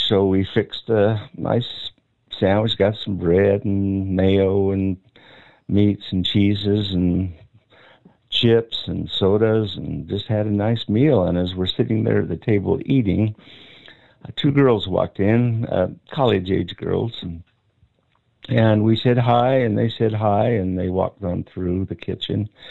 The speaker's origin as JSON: {"language": "English", "town": "Ogden", "region": "Utah", "country": "United States", "tie": "born or raised there", "said": "I grew up in Ogden"}